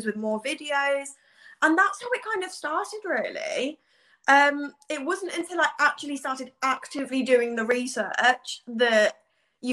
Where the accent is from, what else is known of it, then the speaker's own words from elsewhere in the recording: Leamington Spa, West Midlands, United Kingdom; I'm from Leamington Spa in Warwickshire